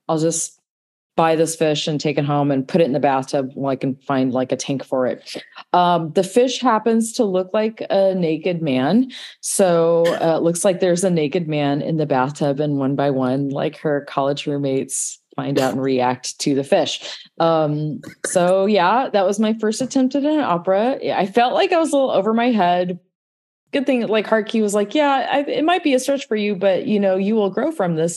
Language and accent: English; Southern California, United States; I'm from Southern California